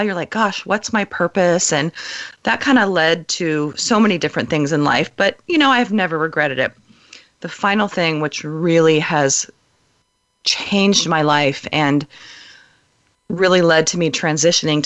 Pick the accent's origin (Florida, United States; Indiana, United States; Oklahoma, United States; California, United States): California, United States; Southern; moved away as an adult; now in Oregon, United States; I moved from Southern California, where I was a native of, to Oregon 13 years ago for a job